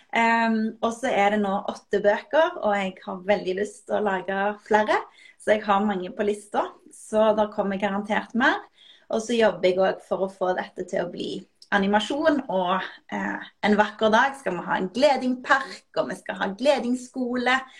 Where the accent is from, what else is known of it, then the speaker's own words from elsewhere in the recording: Norway; jeg er jo norsk, så jeg, jeg, har jo ikke engelsk som morsmål